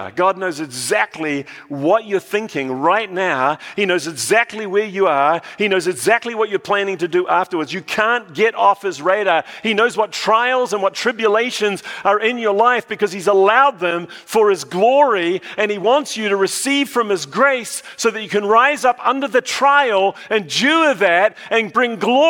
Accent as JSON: {"language": "English", "country": "New Zealand", "accent": "New Zealand", "moved": "yes", "lives_now": "United States", "said": "When I went back to New Zealand, I was told that I've lost my New Zealand accent completely. So now I'm in no man's land. I don't know whether I'm American or a Kiwi or somewhere in between."}